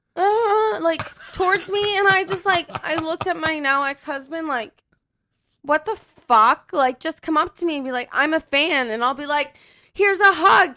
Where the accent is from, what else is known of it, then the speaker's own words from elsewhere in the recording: Ohio, United States; moved away; I'm actually from Ohio originally